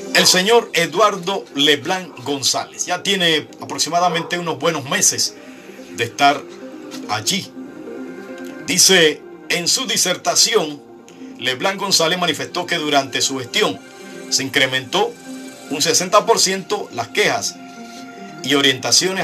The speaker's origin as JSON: {"language": "Spanish", "country": "Panama", "said": "en mi país"}